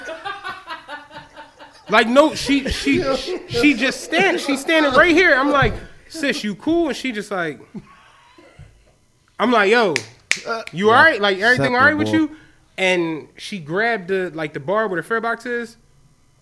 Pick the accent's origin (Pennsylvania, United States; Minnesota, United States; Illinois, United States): Pennsylvania, United States; Philadelphia; I'm from Penrose.